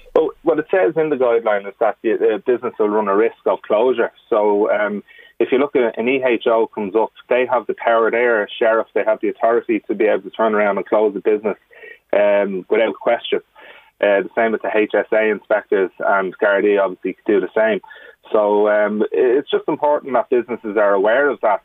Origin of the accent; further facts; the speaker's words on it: Ireland; we're Irish, and we love chatting, we love socialising.